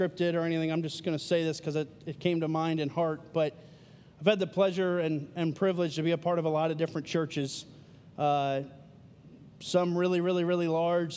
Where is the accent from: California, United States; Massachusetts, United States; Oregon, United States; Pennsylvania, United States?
Pennsylvania, United States; now in Marietta, United States; I live in Marietta. Love living in Marietta. I am from Pennsylvania